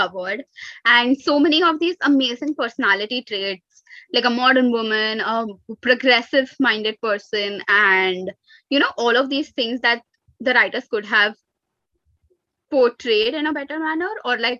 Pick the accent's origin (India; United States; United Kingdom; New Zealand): India; Mumbai, Maharashtra; I'm born and brought up in Mumbai. I'm more Mumbai than I'm anything else